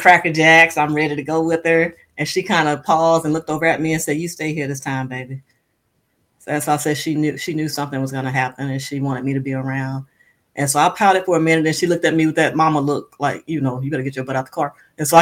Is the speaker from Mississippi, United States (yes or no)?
yes; Moss Point, Mississippi, United States; moved away as an adult; I'm from Moss Point, Mississippi